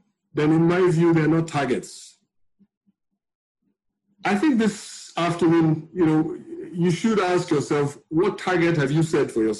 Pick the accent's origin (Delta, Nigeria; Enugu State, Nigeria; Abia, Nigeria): Delta, Nigeria; Warri; also born or lived in Benin City; now in Lagos, Nigeria; I grew up in Warri.